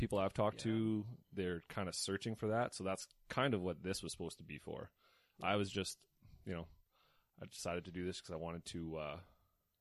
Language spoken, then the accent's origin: English; Slave Lake, Alberta, Canada; I grew up in Slave Lake, where I was part of junior forest wardens